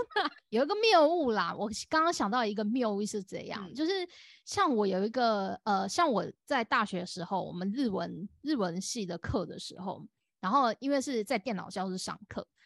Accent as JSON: {"language": "Chinese", "country": "Taiwan", "said": "我是台湾人"}